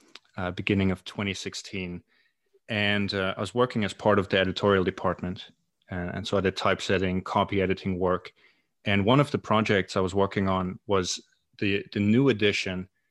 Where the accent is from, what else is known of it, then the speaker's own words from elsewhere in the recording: East Germany, Germany; moved away as an adult; now in Glasgow, United Kingdom; I am originally from Germany